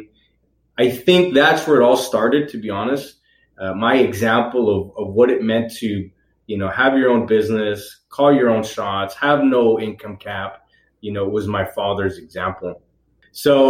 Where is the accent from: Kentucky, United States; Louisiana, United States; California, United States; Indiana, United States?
California, United States; Redwood City; also born or lived in Fremont, California; I was born and raised in Redwood City in the peninsula. I was raised there and then around probably 16. No, actually, no. I was younger. I was like still in sixth grade. My parents moved to Fremont.